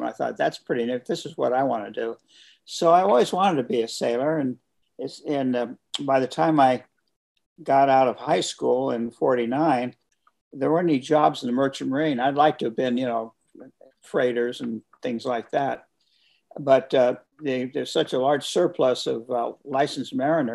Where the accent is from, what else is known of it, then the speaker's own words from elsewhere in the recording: Berkeley, California, United States; I grew up on San Francisco Bay, and it was in the late 30s.